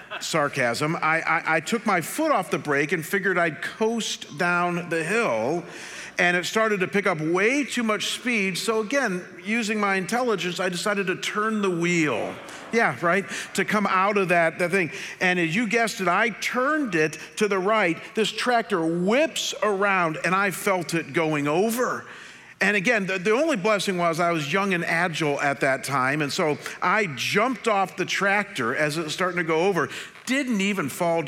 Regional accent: Chagrin Falls, Ohio, United States; moved away; my hometown of Chagrin Falls, Ohio, where I grew up

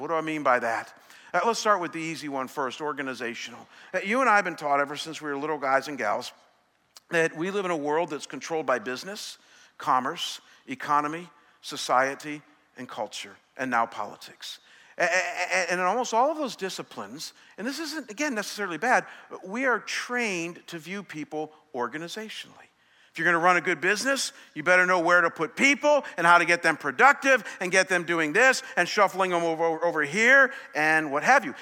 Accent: Chagrin Falls, Ohio, United States; moved away; my hometown this morning, Chagrin Falls

